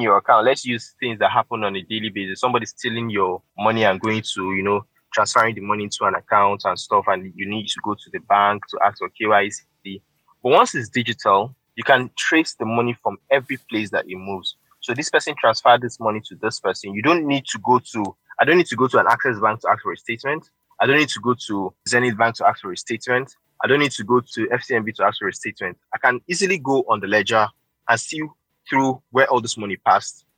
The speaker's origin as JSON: {"language": "English", "country": "Nigeria", "said": "I'm a Nigerian trying to, you know, work here"}